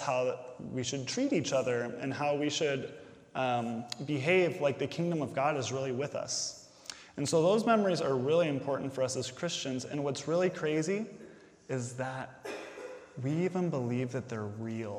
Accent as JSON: {"language": "English", "region": "Indiana", "country": "United States", "tie": "born or raised there", "said": "I grew up here in Indiana, so there was snow"}